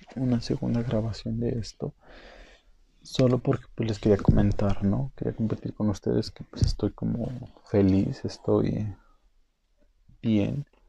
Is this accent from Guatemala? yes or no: no; Mexico; México es parte de Norteamérica. Somos norteamericanos